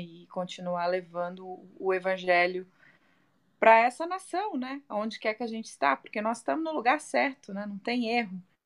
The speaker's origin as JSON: {"language": "Portuguese", "country": "Brazil", "first_language": "Portuguese", "moved": "yes", "lives_now": "Las Vegas, United States"}